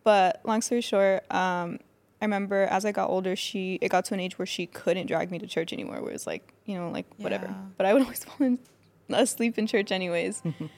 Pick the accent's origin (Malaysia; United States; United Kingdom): United States; Fontana, California; So I was born and raised in Fontana. I moved around a lot, like, as a kid, because my parents were separated.